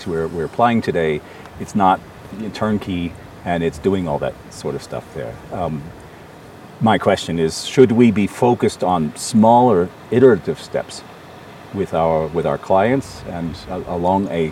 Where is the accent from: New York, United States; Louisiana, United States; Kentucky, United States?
Louisiana, United States; New Orleans; in New Orleans, actually, in my hometown.